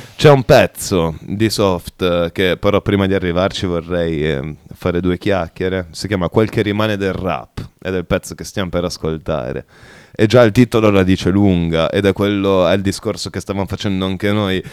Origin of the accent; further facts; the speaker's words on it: Bologna, Emilia-Romagna, Italy; siamo di Bologna, mm, più o meno periferici